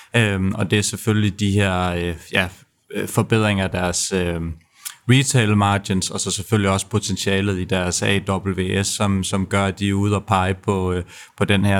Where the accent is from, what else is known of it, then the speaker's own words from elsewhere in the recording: Denmark; man bliver lidt lille smule stolt som, øh, som dansker